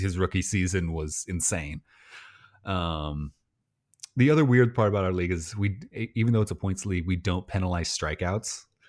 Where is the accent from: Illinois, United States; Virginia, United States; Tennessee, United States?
Illinois, United States; I'm from Illinois